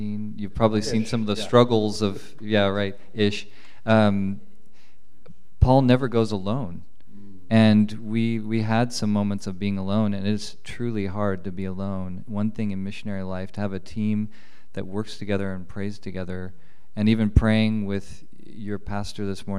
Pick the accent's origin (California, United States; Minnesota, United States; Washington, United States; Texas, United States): California, United States; Los Angeles; moved away as an adult; I grew up in Los Angeles, where a lot of my friends were immigrants